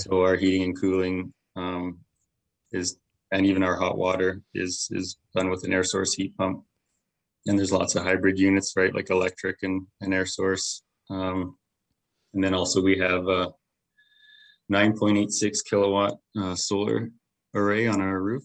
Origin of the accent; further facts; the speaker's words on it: Medicine Hat, Alberta, Canada; I was born and raised here in Medicine Hat